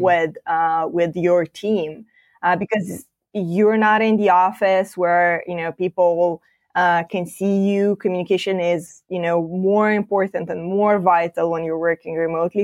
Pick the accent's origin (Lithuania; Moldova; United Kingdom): Moldova; now in Bucharest, Romania; we have a different office, uh, based in my home country, uh, Moldova